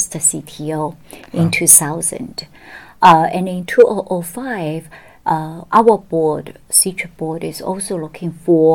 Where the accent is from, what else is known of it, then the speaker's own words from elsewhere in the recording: Shanghai, China; moved away as an adult; also born or lived in Beijing / United States; I was born in Shanghai and went to Peking University Law School